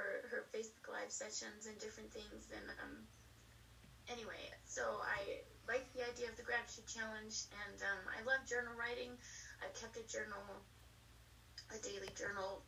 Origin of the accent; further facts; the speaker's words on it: Colorado, United States; moved away as an adult; also born or lived in the South / the East; I grew up in Colorado